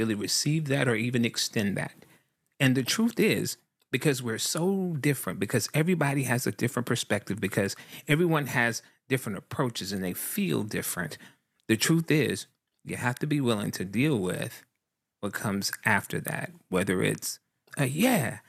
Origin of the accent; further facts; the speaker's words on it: the South, United States; I'm a guy from the South